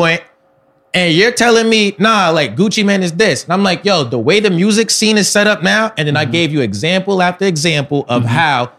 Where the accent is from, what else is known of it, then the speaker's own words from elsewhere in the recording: Atlanta, Georgia, United States; because I'm from Atlanta, I have to blow up in Atlanta.